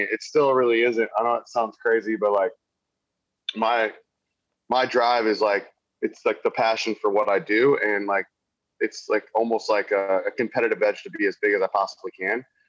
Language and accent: English; Wildwood, Missouri, United States; moved away as an adult; also born or lived in Columbia, Missouri; now in Nashville, United States; I'm originally from Wildwood, Missouri. Um, that's where I was born and raised.